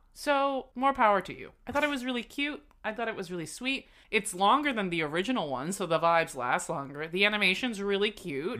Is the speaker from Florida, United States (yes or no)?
yes; South Florida, United States; I grew up in South Florida